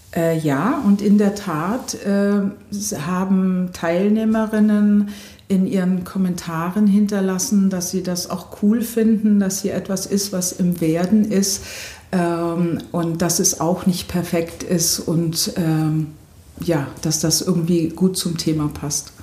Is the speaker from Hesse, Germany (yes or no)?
no; Memmingen, Bavaria, Germany; moved away as an adult; also born or lived in United States / Potsdam; now in Doberlug-Kirchhain, Germany; ich bin äh, in Memmingen im Allgäu geboren